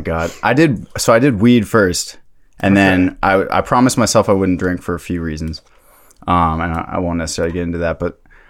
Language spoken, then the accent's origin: English; Takoma Park, Maryland, United States; I'm from Tacoma Park, Maryland.